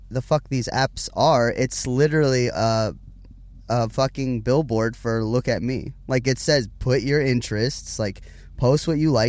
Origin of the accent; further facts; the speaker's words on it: Huntington Beach, California, United States; born there; also born or lived in Las Vegas; I was born in Huntington Beach, California, um, by my mother and father, obviously.